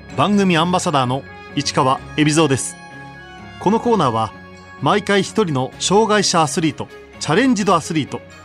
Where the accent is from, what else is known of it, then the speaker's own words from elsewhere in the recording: Nagano, Japan; moved away as an adult; also born or lived in Miyakojima, Okinawa; now in Ina, Japan; 地元長野